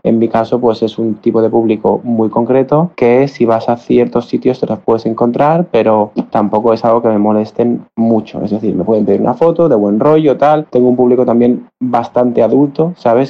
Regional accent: Barcelona, Catalonia, Spain; tengo 28 años, soy de Barcelona

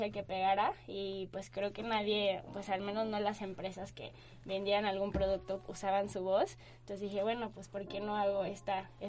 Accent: Guadalajara, Jalisco, Mexico; now in Mexico City, Mexico; así como lo dijeron. Exactamente, tengo 24 años, soy de Guadalajara y me vine a vivir hace como cuatro meses a la Ciudad de México

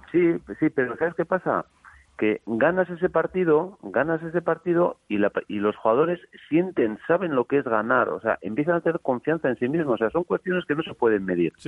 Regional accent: Eibar, Basque Country, Spain; yo soy de Ibar.

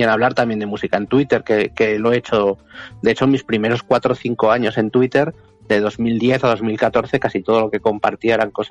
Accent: Madrid, Community of Madrid, Spain; soy de Madrid de toda la vida

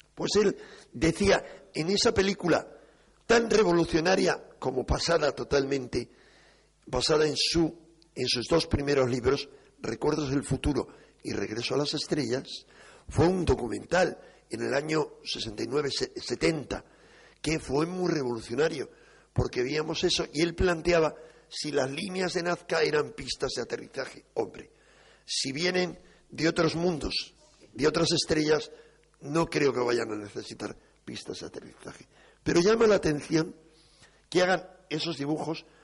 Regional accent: Spain; los españoles

